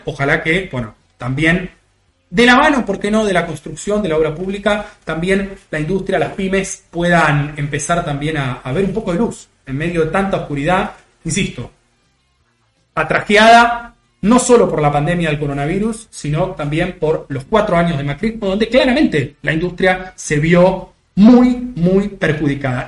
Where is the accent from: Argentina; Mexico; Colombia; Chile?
Argentina; Buenos Aires Province; yo soy muy muy bonaerense, muy, muy conurbano